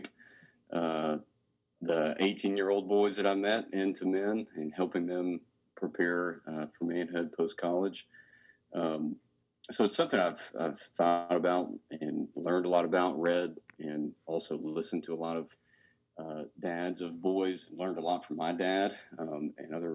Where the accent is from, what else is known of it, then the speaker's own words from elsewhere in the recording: Arkansas, United States; moved away as an adult; also born or lived in Cookeville, Tennessee / Knoxville, Tennessee / Charlotte, North Carolina; now in Memphis, United States; I grew up in Arkansas